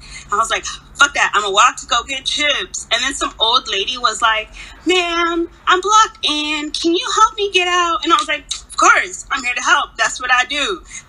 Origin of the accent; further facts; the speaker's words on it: Mexico City, Mexico; moved away; I was born in Mexico.